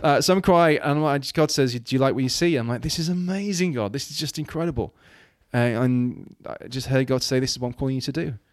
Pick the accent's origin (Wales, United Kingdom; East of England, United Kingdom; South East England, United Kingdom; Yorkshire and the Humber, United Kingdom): Wales, United Kingdom; moved away; growing up in Wales, you know, my, my, my parents plighted the church